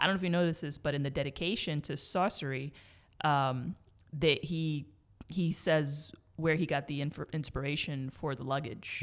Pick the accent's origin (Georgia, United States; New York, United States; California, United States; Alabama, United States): New York, United States; New York City; I grew up in the Bronx